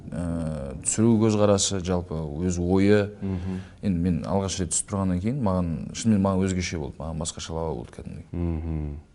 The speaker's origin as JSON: {"language": "Kazakh", "region": "Almaty", "country": "Kazakhstan", "tie": "born or raised there", "moved": "as an adult", "lives_now": "Astana, Kazakhstan", "said": "алматыда туып өскеннен кейін"}